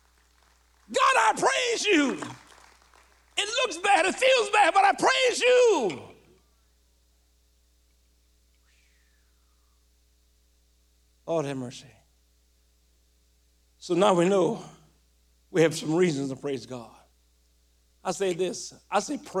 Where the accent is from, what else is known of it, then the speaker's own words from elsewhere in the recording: Louisiana, United States; When I was growing up in Louisiana